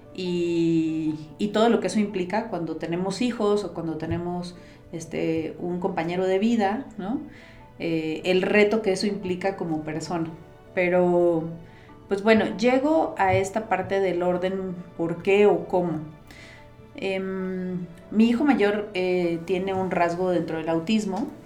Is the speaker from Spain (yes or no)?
no; Costa Rica; also born or lived in United States; now in Mexico; yo nací en Costa Rica, pero tengo más de 20, ya no voy a delatar mi edad, ¿no? Pero tengo más de 20 años en México